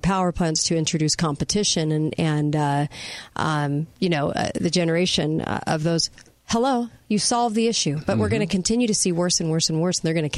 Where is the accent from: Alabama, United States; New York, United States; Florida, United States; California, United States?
California, United States; moved away; I'm from California